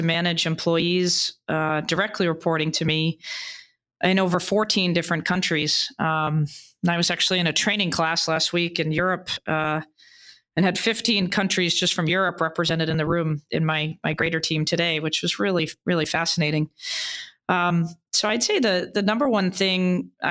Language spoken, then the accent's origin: English; Boston, Massachusetts, United States; also born or lived in Beijing, China; I'm originally from Boston